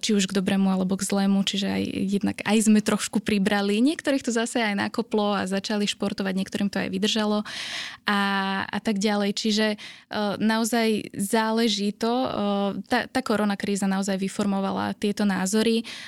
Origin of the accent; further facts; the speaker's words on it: Slovakia; sme ako Slováci